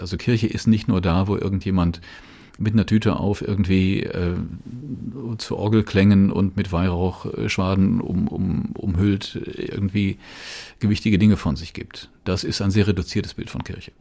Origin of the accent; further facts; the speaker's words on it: Rhineland, Germany; ich bin im Rheinland geboren, ich bin noch als, als noch Grundschüler Ministrant geworden